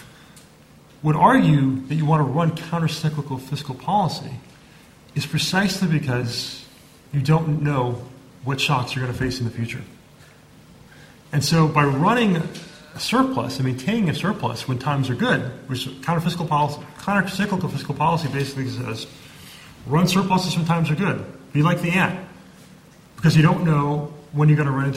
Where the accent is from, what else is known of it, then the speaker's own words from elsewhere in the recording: Jamaica; my home country of Jamaica